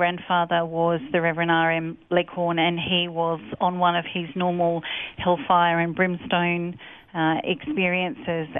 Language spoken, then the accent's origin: English; Sydney, New South Wales, Australia; I was born in Hornsby Hospital and raised by my parents in Pennant Hills in New South Wales, a suburb